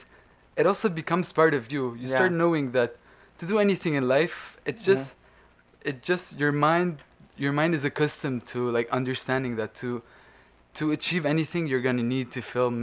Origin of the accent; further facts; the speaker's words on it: Lebanon; moved away as an adult; now in Montreal, Canada; I came from Lebanon to Montreal